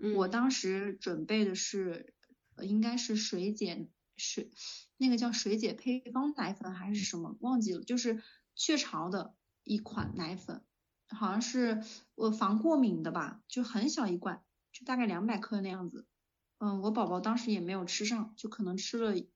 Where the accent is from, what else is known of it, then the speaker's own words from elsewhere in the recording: northern China, China; 我是北方人